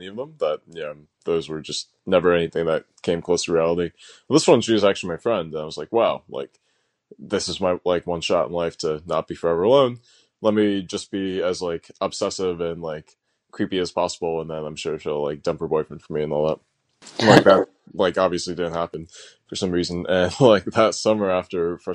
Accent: suburbs of Chicago, Illinois, United States; also born or lived in New Jersey; spent most of my childhood growing up actually in the Midwest, so in suburbs of Chicago.

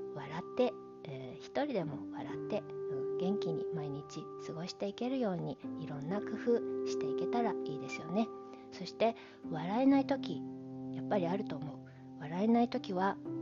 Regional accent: Japan; 私はずっとこの日本で育ってる

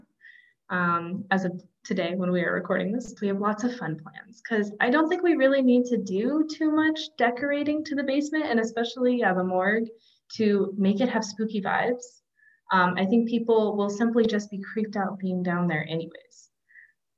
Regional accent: Walla Walla, Washington, United States; I am from Walla Walla.

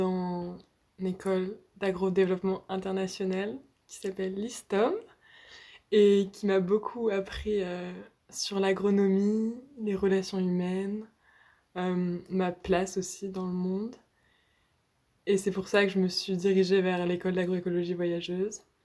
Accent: Nantes, Pays de la Loire, France; je viens de Nantes.

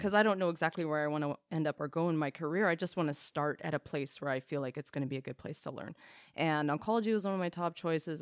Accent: Canada; We are Canadian R Ns

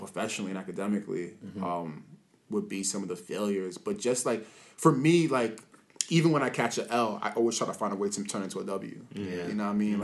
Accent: New York City, New York, United States; I'm from the Bronx

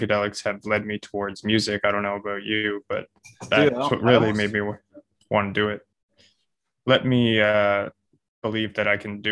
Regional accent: East Coast Canada, Canada; I'm a musician from East Coast Canada

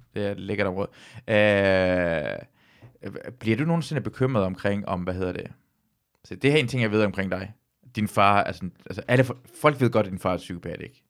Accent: Løgstør, North Denmark Region, Denmark; moved away; also born or lived in Aalborg

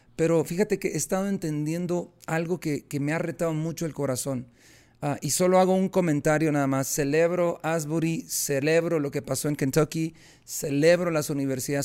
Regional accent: Guatemala; yo soy guatemalteco

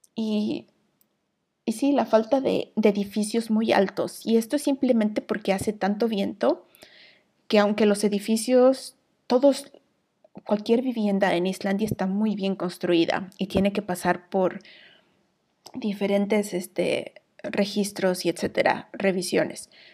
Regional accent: Mexico; moved away as an adult; now in Iceland

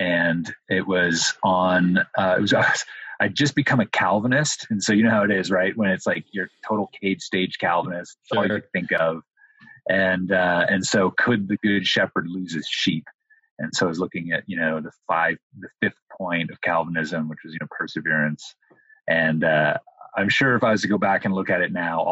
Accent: Windsor, Ontario, Canada; moved away as an adult; also born or lived in Toronto, Ontario; now in United States; my hometown of Windsor, Ontario

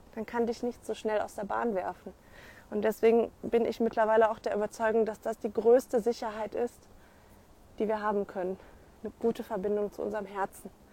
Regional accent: Rhineland, Germany; bei uns im Rheinland

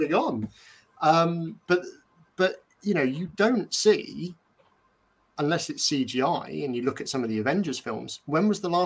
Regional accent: Bournemouth, South West England, United Kingdom; I grew up in Bournemouth, so the New Forest is not that far away

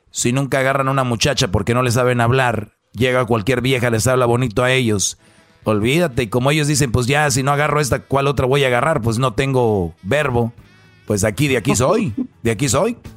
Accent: Huehuetenango, Guatemala; now in Colorado, United States; Ah, de Huehuetenango.

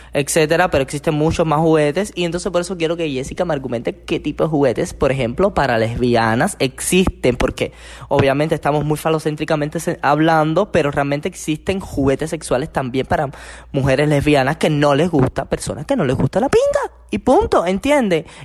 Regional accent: Cuba; nosotros los cubanos

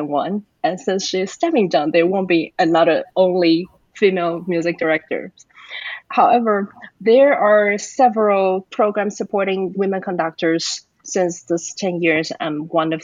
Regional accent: Taiwan; now in Atlanta, United States; I'm originally from Taiwan, and I live in Atlanta, Georgia

